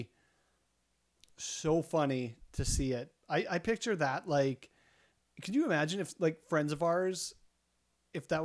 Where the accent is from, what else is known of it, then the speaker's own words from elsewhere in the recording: Winnipeg, Manitoba, Canada; We're from Winnipeg.